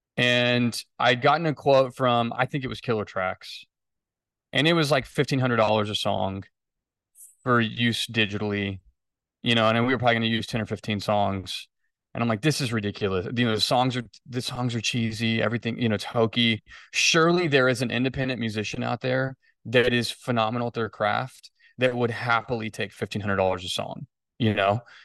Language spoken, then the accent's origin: English; Fort Worth, Texas, United States; I grew up in Fort Worth. I planted the company in Fort Worth. I never really moved.